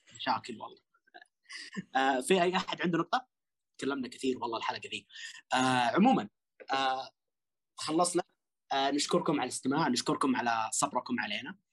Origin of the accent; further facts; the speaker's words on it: Western Region, Saudi Arabia; احنا كلنا من الغربية